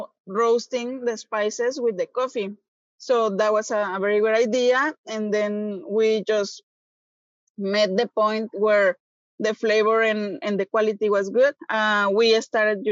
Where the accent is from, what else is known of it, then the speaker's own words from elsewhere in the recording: Guadalajara, Jalisco, Mexico; English is a second language; moved away as an adult; now in Texas, United States; some part of the Jalisco, like my hometown, that has some good coffee